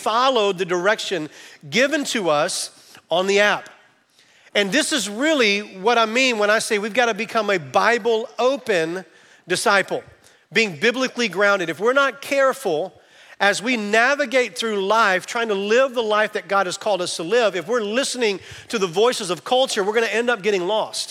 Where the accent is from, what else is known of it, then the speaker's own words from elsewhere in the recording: Camden, Arkansas, United States; I'm from Camden, Arkansas